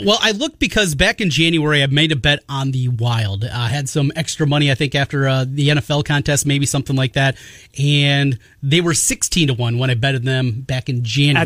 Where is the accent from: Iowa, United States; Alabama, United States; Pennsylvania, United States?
Iowa, United States; North; growing up in North Iowa